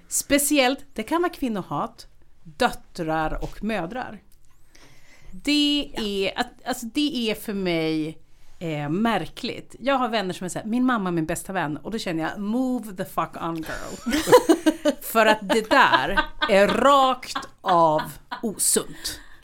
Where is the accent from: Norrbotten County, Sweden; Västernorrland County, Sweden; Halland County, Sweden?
Västernorrland County, Sweden; Härnösand; moved away as an adult; also born or lived in Uppsala; när jag flyttade från Härnösand till Uppsala